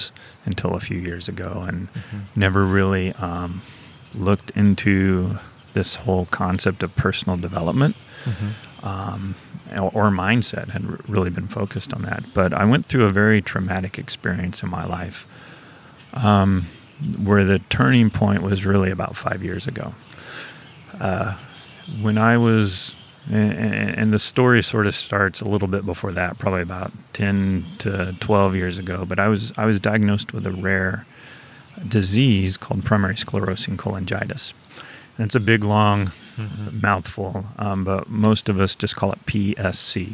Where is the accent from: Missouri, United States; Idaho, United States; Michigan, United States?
Missouri, United States; Springfield; moved away as an adult; also born or lived in St. Louis, Missouri; now in St. Louis area, United States; I grew up in Springfield, Missouri, okay. So I'm still a Missouri boy